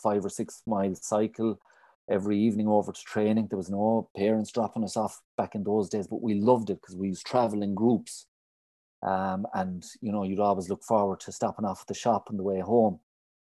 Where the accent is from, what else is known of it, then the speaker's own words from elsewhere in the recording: Dingle Peninsula, County Kerry, Munster, Ireland; Well, I suppose I grew up in Ballaglisha, which is a little townland in the parish of Ballinarteirg, and it's right out of the tip of the Dingle Peninsula. And growing up in the early 80s as a young boy